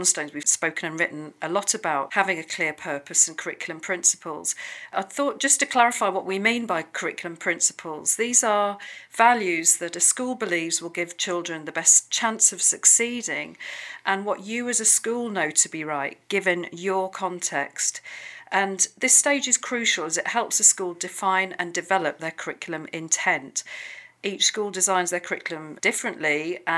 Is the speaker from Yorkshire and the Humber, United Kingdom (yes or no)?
yes; Sheffield, Yorkshire and the Humber, United Kingdom; I'm from Sheffield as well